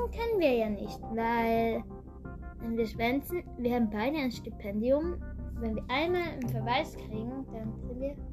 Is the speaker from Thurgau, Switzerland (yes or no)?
yes; Thurgau, Switzerland; wir kommen aus der Schweiz, aus Thurgau